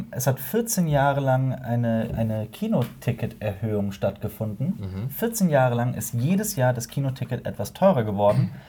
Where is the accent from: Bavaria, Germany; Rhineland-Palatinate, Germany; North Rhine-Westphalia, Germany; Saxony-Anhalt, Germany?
North Rhine-Westphalia, Germany; Cologne; wir als Kölner.